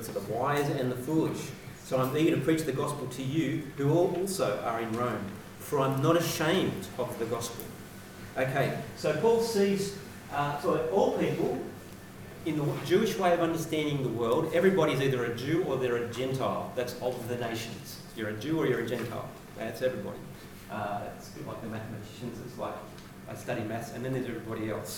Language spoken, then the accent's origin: English; Sydney, New South Wales, Australia; I grew up in Western Sydney.